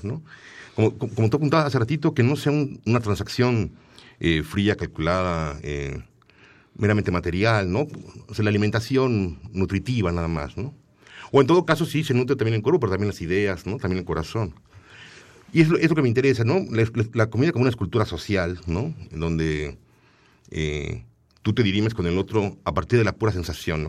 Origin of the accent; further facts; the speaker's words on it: Tlalnepantla, State of Mexico, Mexico; Yo nací en Tlalnepantla, en el Estado de México